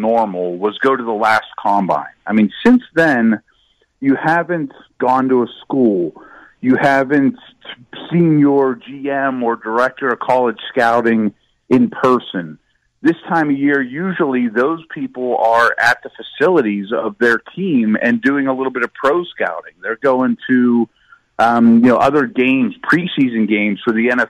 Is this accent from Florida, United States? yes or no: no; Pittsburgh, Pennsylvania, United States; my hometown, which is your hometown